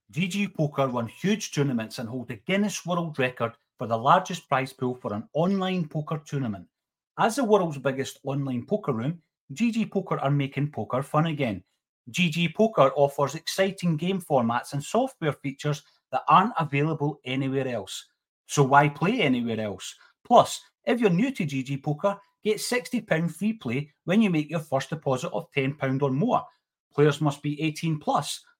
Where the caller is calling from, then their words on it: Dalkeith, Scotland, United Kingdom; I am dialing in from Dalkeith, not far from Easter Road.